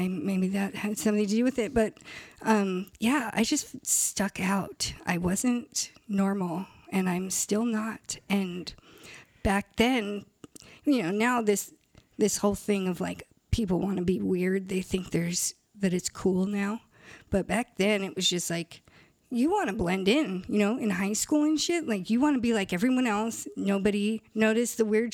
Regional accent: San Clemente, California, United States; also born or lived in Irvine / Studio City / Koreatown; I actually grew up at all between San Clemente and Irvine, but mostly in San Clemente

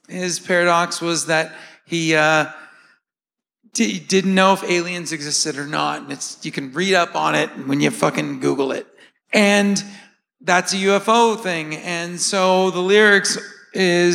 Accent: United States; moved away; somebody who doesn't live in the United States anymore

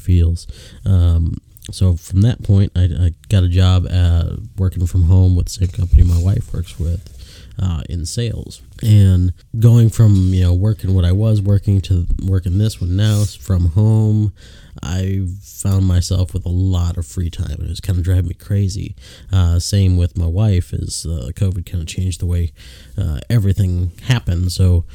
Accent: Chicago, Illinois, United States; now in Statesville, United States; born and raised in Illinois, from just north side of Chicago

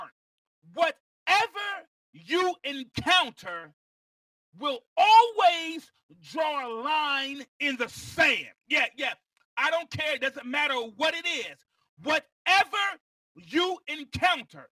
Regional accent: Mount Vernon, New York, United States; I was born in Mount Vernon, New York

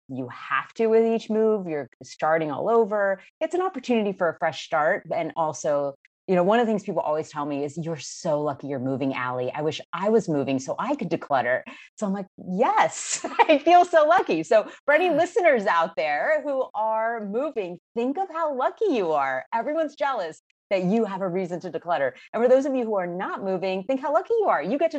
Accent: Miami, Florida, United States; also born or lived in Massachusetts / Maryland / Ohio / California; And I'm originally from Miami, Florida, so I've really covered going all around the country.

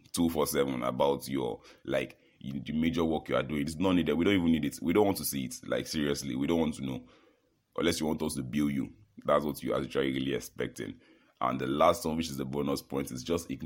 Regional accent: Nigeria; I'm from Nigeria

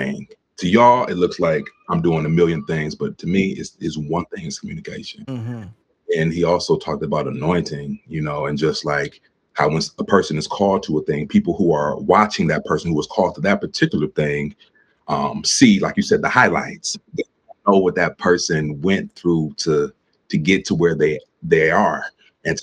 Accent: Cleveland, Ohio, United States; moved away as an adult; now in Pittsburgh, United States; I recently relocated to Pittsburgh. I'm from Cleveland

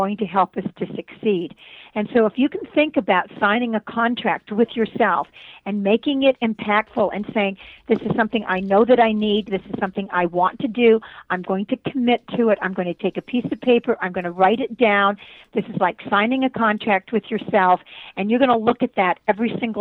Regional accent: Brantford, Ontario, Canada; moved away; I was born in Brantford, Ontario, Canada

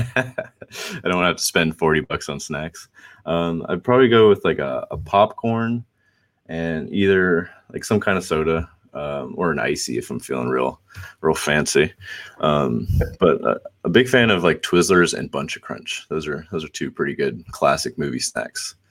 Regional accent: Atlanta, Georgia, United States; also born or lived in Brazil; I was I was born in Northside Hospital, um, and then lived here for I think about three years.

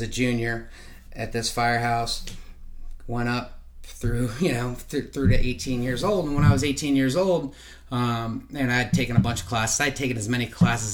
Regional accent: Lancaster, Pennsylvania, United States; I grew up in Lancaster, Pennsylvania.

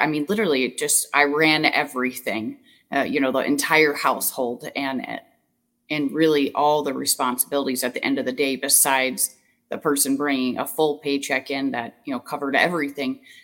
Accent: Southern Illinois, United States; moved away as an adult; now in Wisconsin, United States; I moved to Wisconsin, so I'm from Southern Illinois, and I moved to Wisconsin um, eight years ago

